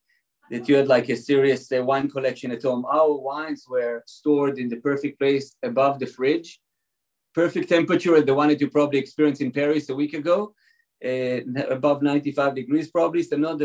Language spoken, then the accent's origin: English; Israel; English is a second language; now in California, United States; You can probably hear from my accent, I wasn't born in California exactly. I don't know how, I can't get rid of my accent. So I was born and raised in Israel.